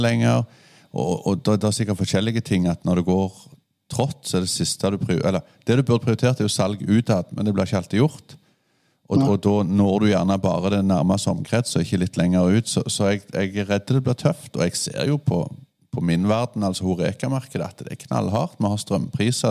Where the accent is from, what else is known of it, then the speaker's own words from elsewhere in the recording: Rogaland, Norway; jeg er fra Rogaland, fylket med de positivitetene